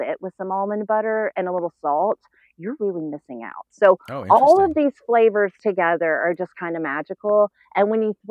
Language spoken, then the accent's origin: English; the South, United States; now in Atlanta, United States; I grew up in the South